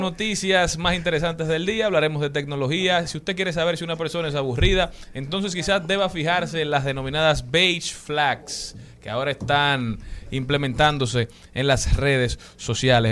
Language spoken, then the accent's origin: Spanish; Dominican Republic; nuestra primera responsabilidad como dominicanos es conocer nuestra media isla